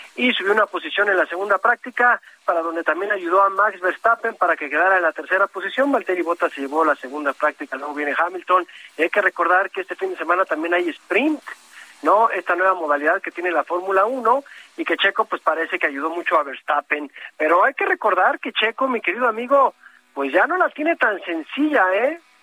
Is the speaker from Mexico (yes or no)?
yes; Mexico; lo digo como mexicano